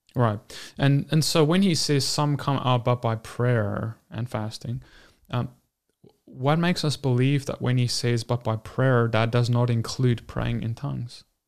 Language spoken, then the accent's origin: English; South Africa; I'm from South Africa and we had, like, ten official languages